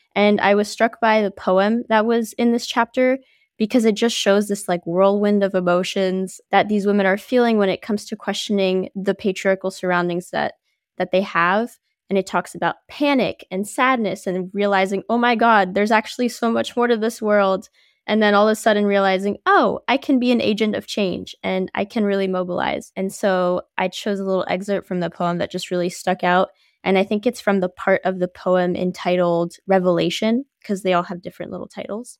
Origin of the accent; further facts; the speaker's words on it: New Jersey, United States; also born or lived in Paris, France; now in Boston, United States; so I'm originally from Paris, France. I moved to New Jersey when I was five years old